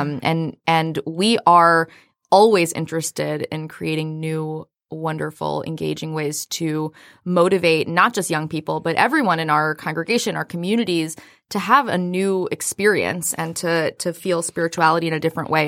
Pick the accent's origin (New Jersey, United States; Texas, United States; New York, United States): Texas, United States; Austin; now in Metro Detroit, United States; I hail from Austin, Texas